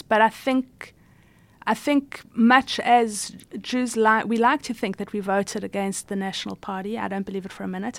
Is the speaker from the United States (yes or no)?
no; South Africa; I was born in South Africa